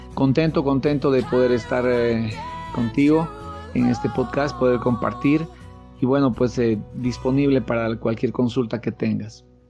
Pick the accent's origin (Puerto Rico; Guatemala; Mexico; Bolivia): Bolivia; Tarija; soy de Bolivia, de la ciudad de Tarija